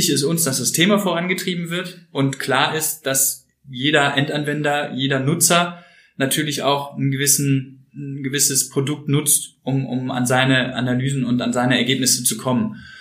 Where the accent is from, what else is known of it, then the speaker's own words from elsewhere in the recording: Cologne, North Rhine-Westphalia, Germany; Als Kölner muss ich jetzt Bier sagen, aber Wein auch gerne.